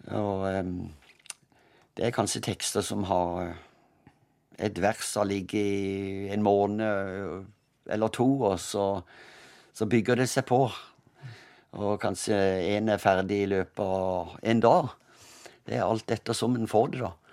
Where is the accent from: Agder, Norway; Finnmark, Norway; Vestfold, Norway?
Agder, Norway; Kristiansand; also born or lived in Søgne; jeg er født i Søgne utenfor Kristiansand